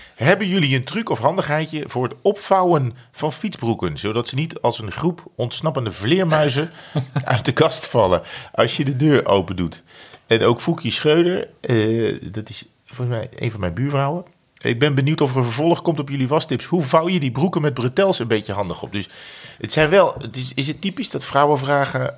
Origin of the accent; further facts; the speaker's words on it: Netherlands; als Nederlander